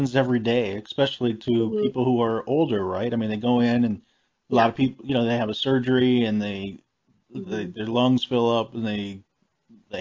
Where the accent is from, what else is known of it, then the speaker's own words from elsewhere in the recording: United States; growing up in the United States